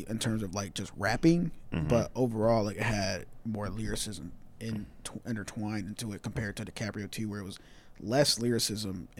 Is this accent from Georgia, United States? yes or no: yes; Atlanta, Georgia, United States; I'm just from Atlanta